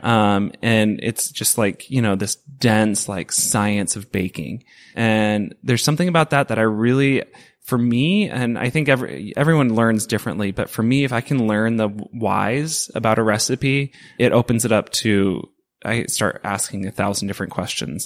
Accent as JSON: {"language": "English", "town": "Portland", "region": "Oregon", "country": "United States", "tie": "born or raised there", "said": "I grew up in the Portland food scene. Like, this is, it's my home"}